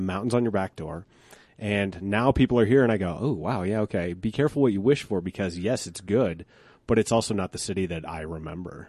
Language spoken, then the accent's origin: English; Colorado, United States; born or raised there